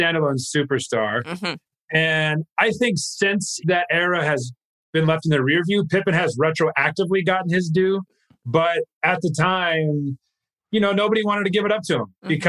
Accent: Missouri, United States; Mom and dad are both from Chicago area. So I was raised diehard, even though I was raised in Missouri

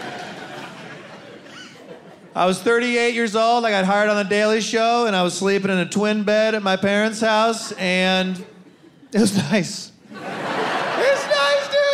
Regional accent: Ann Arbor, Michigan, United States; now in New York, United States; from Ann Arbor, you know, not too far away.

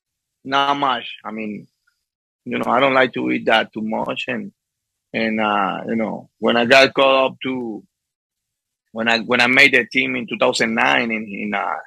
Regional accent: Las Matas, Portuguesa, Venezuela; English is a second language; moved away; also born or lived in Guanare, Venezuela; I born in Guanare, but I grew up in Las Matas

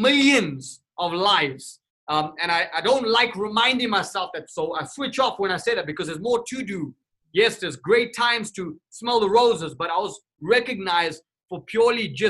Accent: Durban, KwaZulu-Natal, South Africa; moved away; also born or lived in Johannesburg, South Africa / Cape Town, South Africa; I was born and raised in South Africa. Durban, South Africa

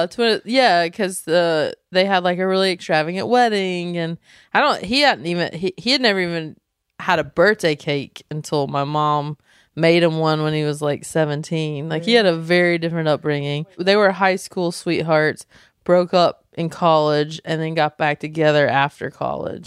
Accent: Belmont, North Carolina, United States; moved away; we're from North Carolina, from a small town called Belmont

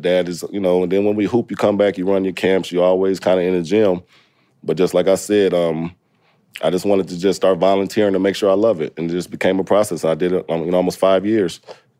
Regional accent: Indiana, United States; I'm from Indiana. We don't know shit about HBCUs there. We don't have any.

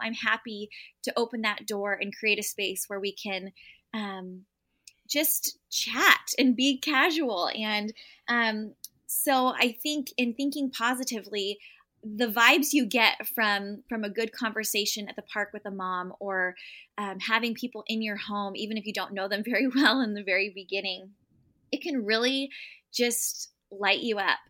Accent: San Diego, California, United States; moved away as an adult; I grew up in San Diego, California, and never moved, went to college in San Diego

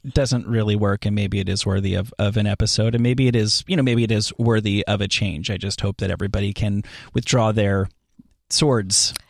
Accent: New Jersey, United States; also born or lived in New York City; I went to high school in New York, but I, I'm from New Jersey

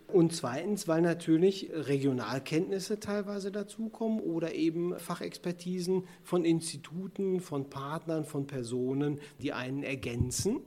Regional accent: Sauerland, North Rhine-Westphalia, Germany; also born or lived in Bonn / Ruhr area; now in near Bonn, Germany; ich ja eigentlich gebürtiger Sauerländer bin

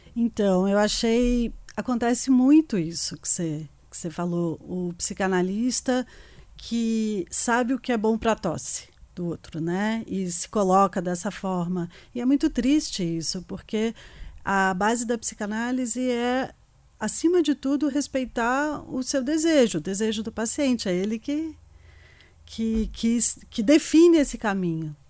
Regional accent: Rio de Janeiro, Brazil; now in São Paulo, Brazil; eu sou carioca também. Estou é, aqui em São Paulo há 28 anos.

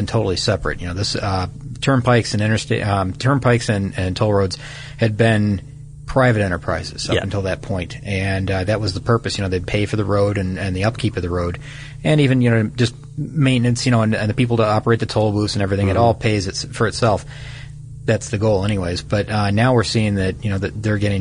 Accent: Midwest, United States; I'm a Midwesterner

